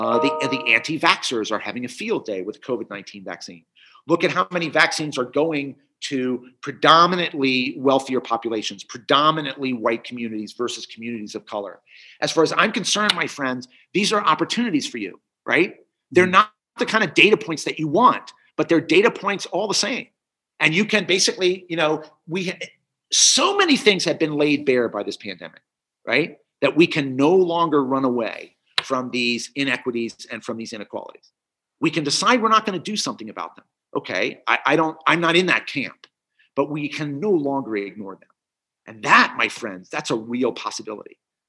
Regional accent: Cincinnati, Ohio, United States; I remember watching that in some sort of state park in Indiana, because I grew up in Cincinnati

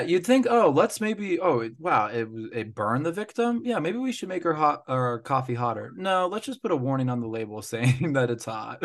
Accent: United States; as an American

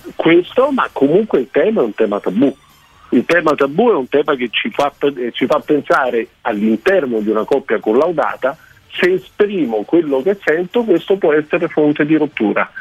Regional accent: Germany; moved away; la Germania è una cartina di tornasole perfetta, non solo perché è il mio paese

